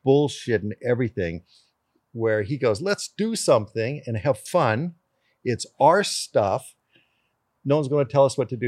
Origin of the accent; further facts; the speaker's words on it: Canada; born in Canada